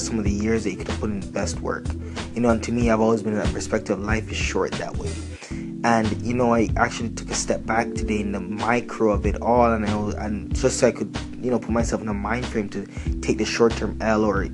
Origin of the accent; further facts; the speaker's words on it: Canada; I'm from Canada